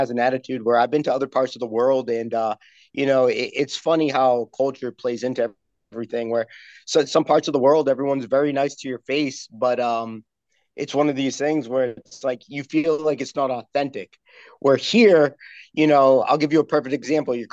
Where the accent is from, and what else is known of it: Massachusetts, United States; born or raised there; also born or lived in Connecticut